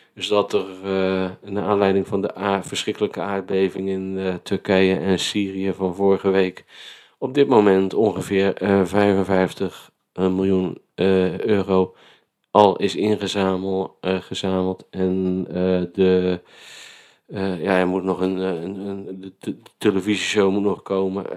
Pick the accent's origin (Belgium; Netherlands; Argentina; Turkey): Netherlands; Vlaardingen, South Holland; now in Spijkenisse, Netherlands; wij wonen in Spijkenisse en ik kom uit Vlaardingen